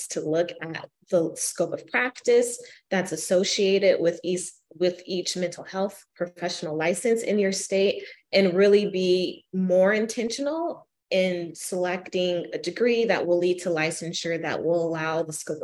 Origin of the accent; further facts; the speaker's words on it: Arizona, United States; now in Kalamazoo, United States; my hometown in Arizona